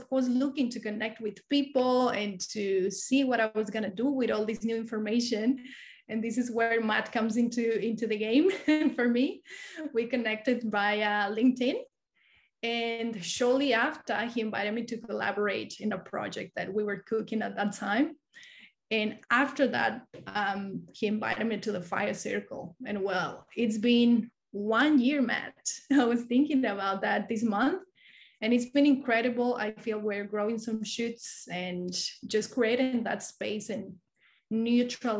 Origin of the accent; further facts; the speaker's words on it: Mexico; moved away as an adult; now in Cairns, Australia; I come from Mexico, and I worked not only in tourism, but in many industries